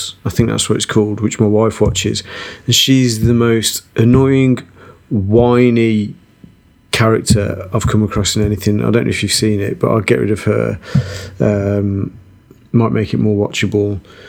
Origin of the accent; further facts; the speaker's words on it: United Kingdom; And being typically British, we all saw it.